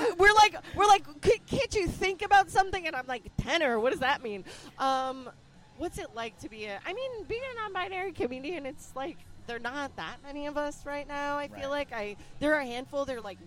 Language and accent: English; Albuquerque, New Mexico, United States; also born or lived in Chicago; now in Los Angeles, United States; Italian-American. I'm non-binary. I use they, them pronouns. I'm originally from Albuquerque, New Mexico. Uh-huh. Moved to Chicago. Then I moved to L.A., which is where I live.